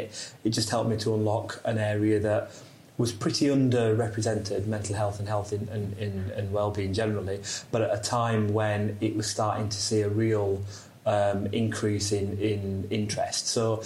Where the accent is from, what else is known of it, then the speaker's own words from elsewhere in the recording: Yorkshire and the Humber, United Kingdom; moved away; I'm from South Yorkshire originally, so my dad's a steelworker, my mum was a home help